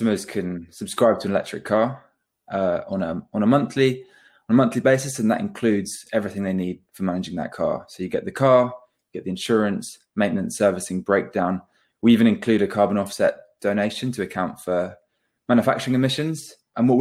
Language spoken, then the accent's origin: English; Devon, South West England, United Kingdom; we're both originally from the Southwest, born in Devon.